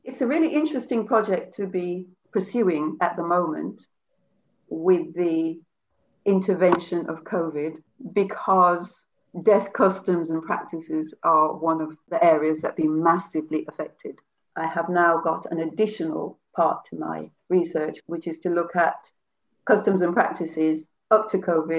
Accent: Jamaica; born there; I'm Jamaican by birth, although I've lived here for most of my life. But I was actually born in Jamaica.

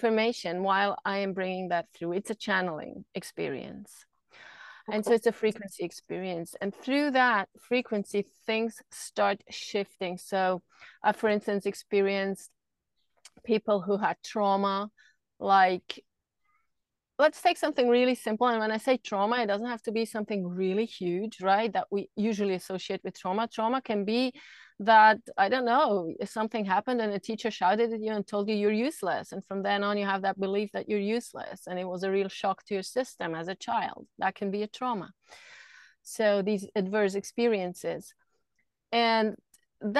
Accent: Switzerland; I grew up in Switzerland

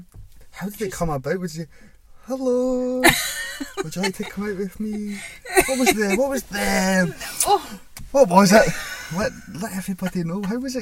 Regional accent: Scotland, United Kingdom; I'm Scottish.

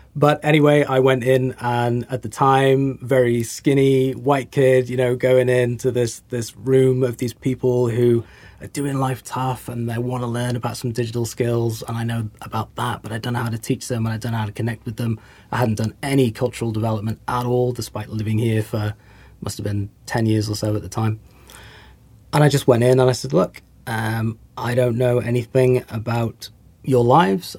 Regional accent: England, United Kingdom; also born or lived in United States; now in New Zealand; I'm English

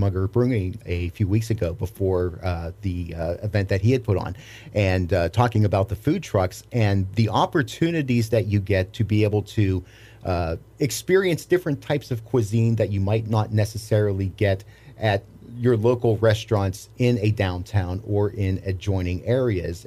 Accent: Pittsburgh, Pennsylvania, United States; moved away; I grew up in Pittsburgh, Pennsylvania, which is known for its fireworks

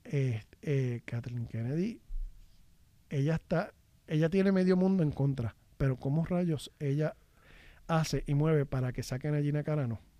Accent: Puerto Rico; O sea que porque yo soy la, yo soy este

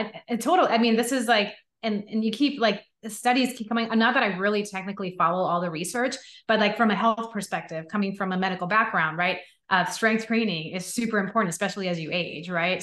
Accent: Puerto Rico; I grew up in Puerto Rico

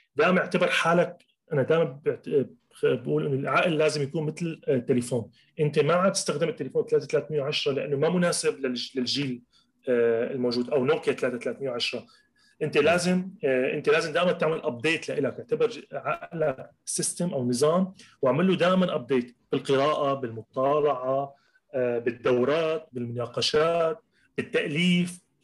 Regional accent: Latakia, Latakia Governorate, Syria; moved away as an adult; رجعت على اللاذقيه على مدينتي اللاذقيه

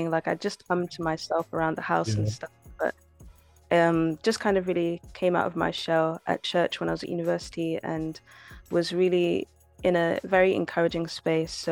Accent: DR Congo; like we listen to a lot of music in Lingala because we're Congolese.

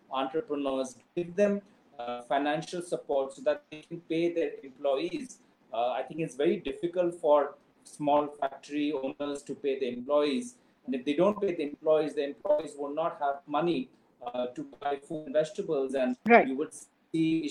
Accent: Assam, India; my home state of Assam

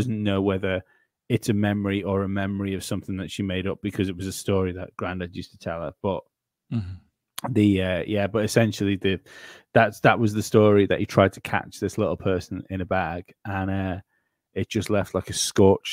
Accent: Isle of Man; my island

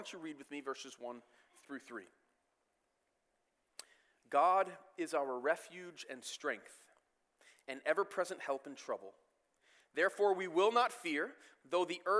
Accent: Michigan, United States; I grew up in the States my entire life.

